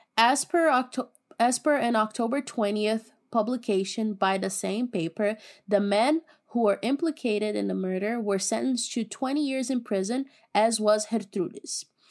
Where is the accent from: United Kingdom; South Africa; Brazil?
Brazil; accent: Brazilian; speak Portuguese with my beautiful Brazilian accent